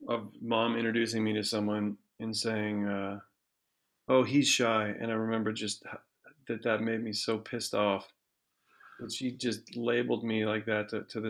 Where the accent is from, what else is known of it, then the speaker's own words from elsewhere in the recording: Ann Arbor, Michigan, United States; Because I was born in Ann Arbor, but I don't remember. But then we moved out of Ann Arbor. I don't remember any of that. And then we moved back when I was 2